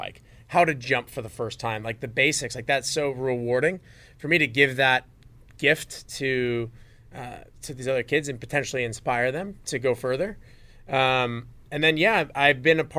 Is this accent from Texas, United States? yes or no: no; Las Vegas, Nevada, United States; growing up in Vegas, I mean, I loved all kinds of BMX as a kid